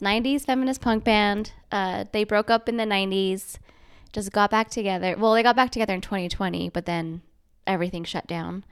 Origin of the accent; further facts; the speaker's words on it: Bountiful, Utah, United States; also born or lived in Navajo Reservation, Arizona; I basically grew up here in, like, Bountiful, Centerville